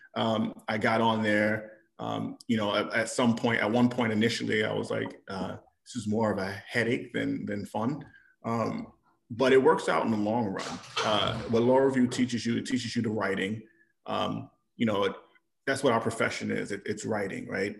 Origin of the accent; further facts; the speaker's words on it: New York, United States; moved away as an adult; now in Illinois, United States; I'm born and raised in New York